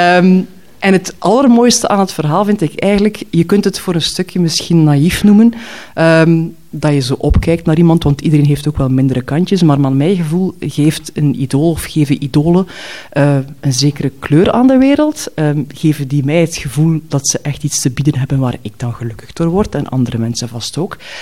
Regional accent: Knokke, Flanders, Belgium; papierwinkel of papierzaak in Knokken stapte, waar ik ben opgegroeid

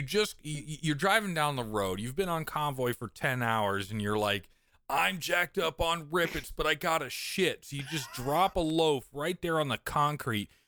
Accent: East Coast, United States; moved away; also born or lived in Midwest; I grew up on the East Coast

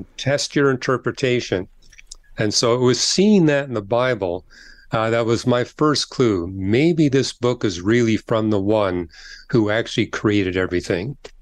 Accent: Canada; I'm from Canada

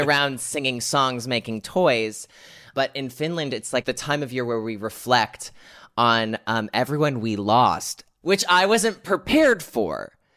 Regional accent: United States; here in America, my home country

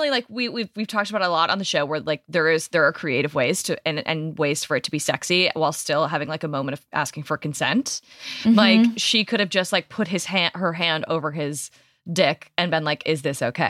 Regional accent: Michigan, United States; because I'm from Michigan.

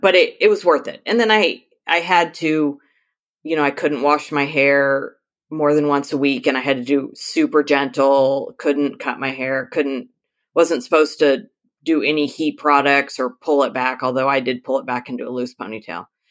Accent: Northern California, United States; I am from Northern California, about two hours south of the Oregon border, right on the coast

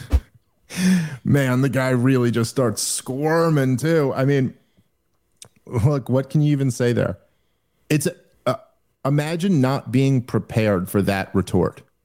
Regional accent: New York, United States; I'm a Jew from New York

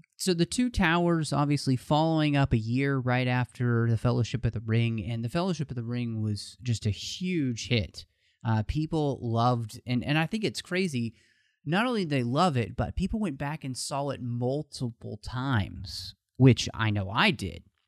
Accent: Texas, United States; moved away; I am originally from Texas

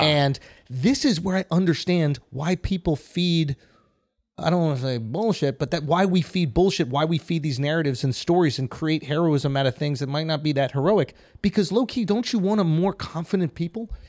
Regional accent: New York, United States; I'm from New York.

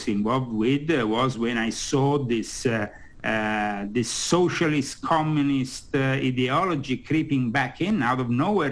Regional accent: Rome, Lazio, Italy; moved away as an adult; now in United States; I've been born and brought up in the Catholic world in Rome.

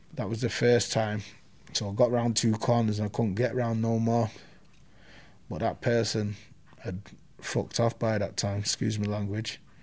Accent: Manchester, North West England, United Kingdom; also born or lived in Hulme, Manchester; I'm from Moss Side. I'm born in Hume.

